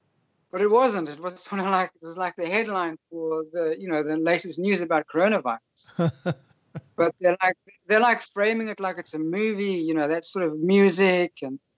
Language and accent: English; United Kingdom; now in Poland; I'm a British citizen living in Poland